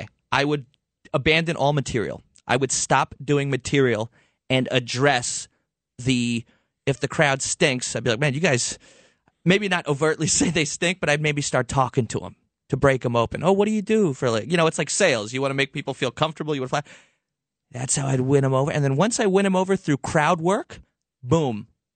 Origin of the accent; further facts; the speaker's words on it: Levittown, New York, United States; I grew up in Levittown in Long Island.